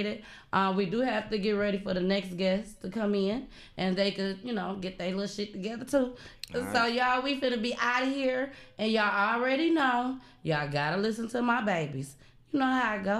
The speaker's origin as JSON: {"language": "English", "region": "Michigan", "country": "United States", "moved": "as an adult", "lives_now": "Georgia, United States", "said": "I'm literally from Michigan"}